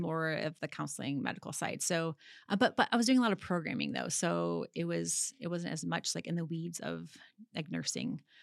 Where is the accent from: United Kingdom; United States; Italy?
United States; Michigan; being from, like, live, growing, growing up in Michigan